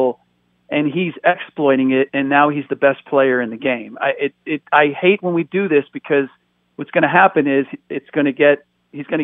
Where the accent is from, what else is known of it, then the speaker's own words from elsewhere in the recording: United States; first language German; English is a second language; I'm a first generation American.